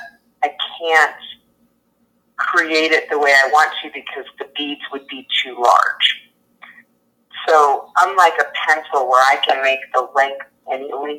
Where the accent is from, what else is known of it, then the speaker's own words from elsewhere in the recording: Colorado, United States; moved away; also born or lived in Florida; I grew up in Colorado